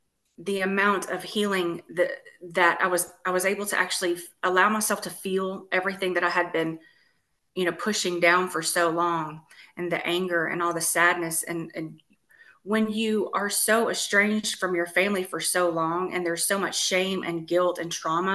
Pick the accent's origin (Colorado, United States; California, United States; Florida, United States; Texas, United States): Texas, United States; now in Tennessee, United States; I'm originally from Texas and I moved to Tennessee from Texas.